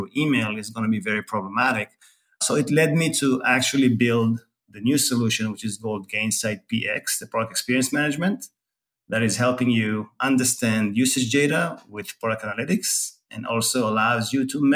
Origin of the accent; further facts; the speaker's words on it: Tel Aviv, Tel Aviv District, Israel; moved away as an adult; now in San Francisco Bay Area, United States; I was born in Tel Aviv, Israel, and moved to the Bay 10 years ago.